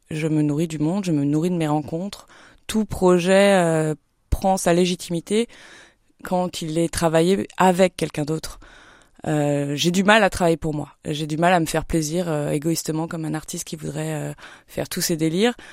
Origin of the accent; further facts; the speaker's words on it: Paris, Île-de-France, France; moved away as an adult; now in Épernay, France; Une vraie parisienne pure souche.